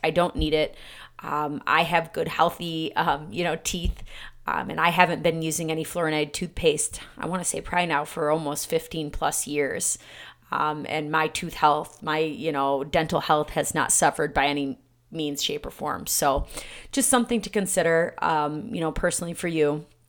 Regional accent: Michigan, United States; my hometown, again, was one of the first cities, um, in the country back in nineteen forty-five to fluorinate their water

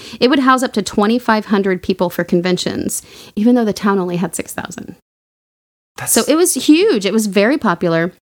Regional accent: Oklahoma, United States; I'm from Oklahoma

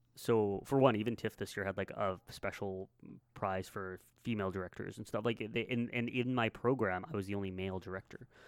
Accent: Canada

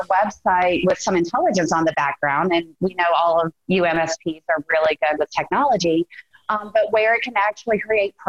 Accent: Greenville, South Carolina, United States; I'm from Greenville, South Carolina in the States.

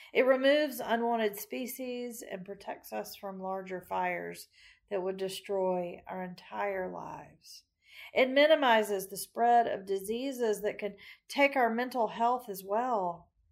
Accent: Macon, Georgia, United States; Growing up in Macon

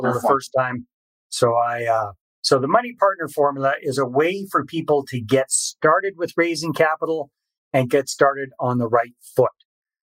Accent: British Columbia, Canada; moved away as an adult; also born or lived in Costa Rica; I'm originally Canadian from British Columbia

